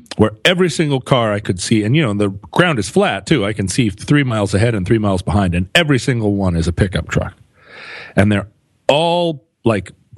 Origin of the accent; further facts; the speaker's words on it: Anchorage, Alaska, United States; My perception growing up in Anchorage was that there were a limitless number of Suburbans